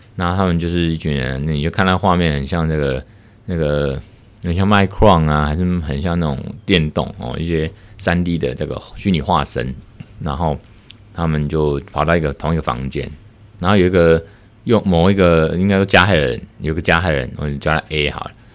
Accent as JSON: {"language": "Chinese", "country": "Taiwan", "said": "我们台湾这边"}